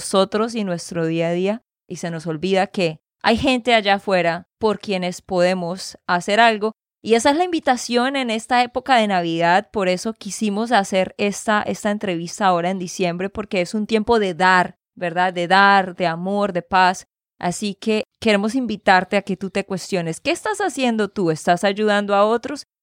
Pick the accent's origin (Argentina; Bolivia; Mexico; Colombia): Colombia; Barranquilla, Atlántico; born there; moved away; Nací en Barranquilla y exacto, también me fui para otro lado y luego otro y viajando de un lado para otro.